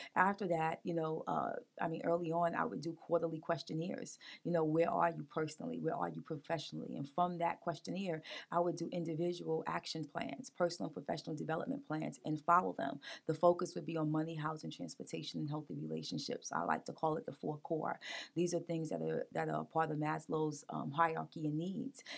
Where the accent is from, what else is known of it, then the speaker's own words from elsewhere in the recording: New York City, New York, United States; now in Wilmington, United States; I grew up in Brooklyn, New York